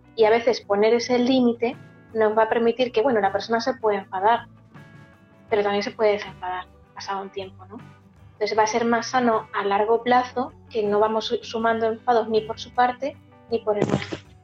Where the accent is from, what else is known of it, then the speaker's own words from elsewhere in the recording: Castilla-La Mancha, Spain; yo soy manchega